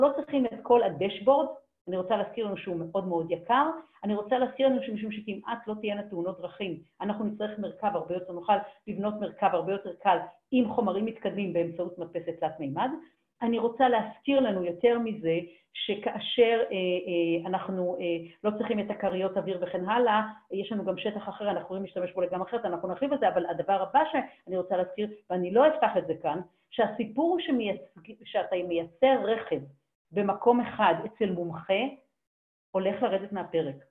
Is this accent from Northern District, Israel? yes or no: no; Haifa, Haifa District, Israel; moved away; אני חיפאית במקור, אני מאוד אשמח לגור בחיפה חזרה, עיר מולדתי